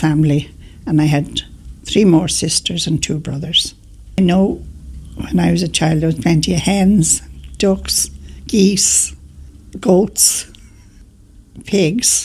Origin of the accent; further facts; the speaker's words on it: Dublin, Leinster, Ireland; I was born in the Rotunda